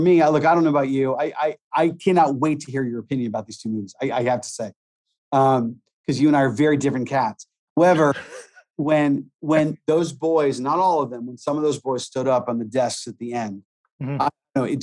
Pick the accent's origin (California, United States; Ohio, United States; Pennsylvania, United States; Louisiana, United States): Pennsylvania, United States; Pittsburgh; growing up in Pittsburgh